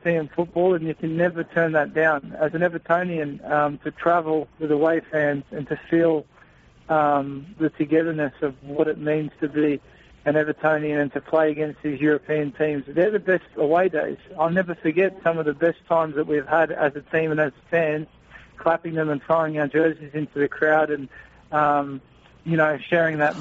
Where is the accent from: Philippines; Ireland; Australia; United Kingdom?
Australia; as an athlete and as an Australian socceroo